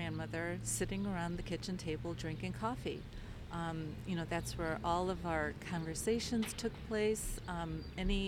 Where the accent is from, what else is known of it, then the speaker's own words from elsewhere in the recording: Kirtland, Ohio, United States; also born or lived in Toledo, Ohio; now in Chardon, United States; I am from Kirtland. That's where I grew up